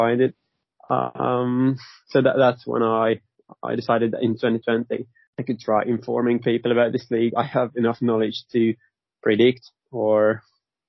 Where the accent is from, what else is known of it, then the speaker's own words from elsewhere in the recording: Hungary; I was born in Hungary.